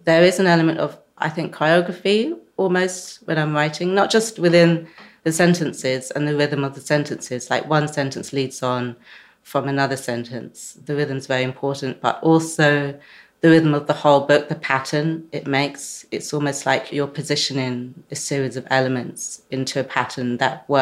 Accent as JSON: {"language": "English", "region": "London", "country": "United Kingdom", "said": "as a Londoner, as a writer"}